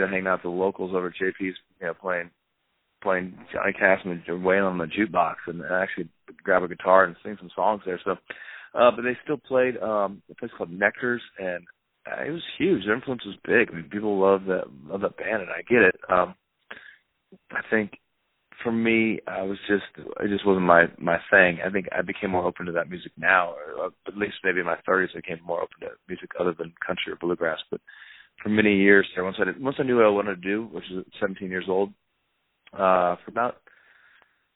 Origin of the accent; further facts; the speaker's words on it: Arizona, United States; moved away; also born or lived in Vermont / Nashville; growing up in Arizona with my dad